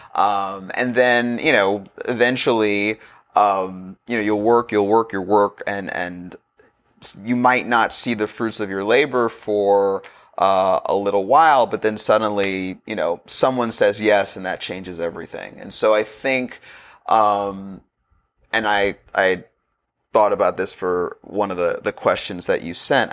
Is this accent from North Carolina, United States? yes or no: no; Los Angeles, California, United States; I grew up in Los Angeles around the time of the O J Simpson trial